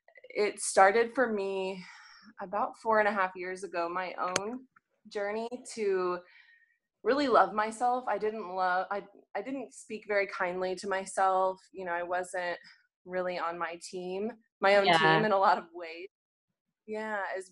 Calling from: Phoenix, Arizona, United States; So, yep, I am joining you from Phoenix. It is super hot right now this year. So I'm new to Phoenix.

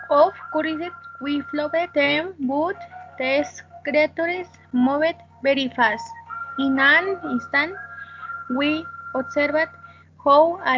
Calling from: Mexico City, Mexico; I am calling from Mexico City.

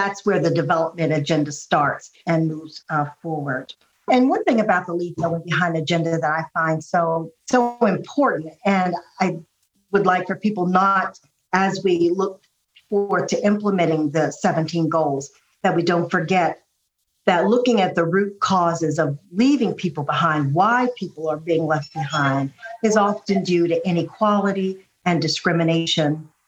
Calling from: Ohio, United States; I live about an hour outside of Washington, D.C., but I'm calling in from my parents' farm in Ohio.

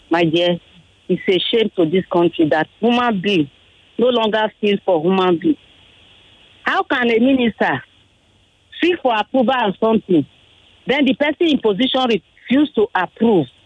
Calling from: Ijesha, Lagos, Nigeria; I'm calling

